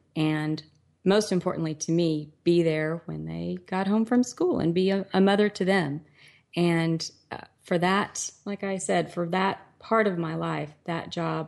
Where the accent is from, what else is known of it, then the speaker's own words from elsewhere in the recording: Texas, United States; I was born in Texas. I'm a fourth generation Texan.